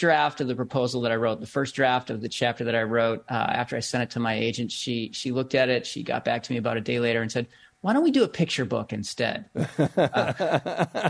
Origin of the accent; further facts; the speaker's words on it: Bedford, Massachusetts, United States; my town in Bedford, Massachusetts, my hometown